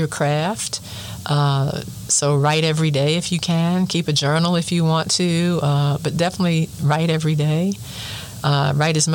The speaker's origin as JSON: {"language": "English", "town": "Baltimore", "region": "Maryland", "country": "United States", "tie": "born or raised there", "said": "my hometown of Baltimore"}